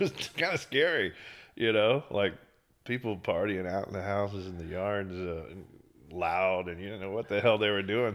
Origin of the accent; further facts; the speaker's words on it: Beaumont, Texas, United States; now in Austin, United States; East Texas towns, like Beaumont, my hometown